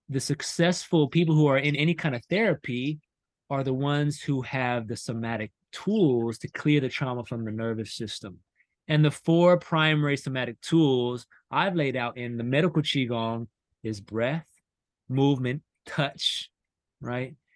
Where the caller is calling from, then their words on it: North Carolina, United States; i'm from north carolina right now